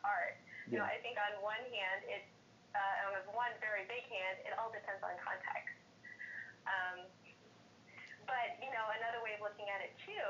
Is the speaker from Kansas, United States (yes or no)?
yes; Topeka, Kansas, United States; now in New York City, United States; I'm originally from Topeka, Kansas.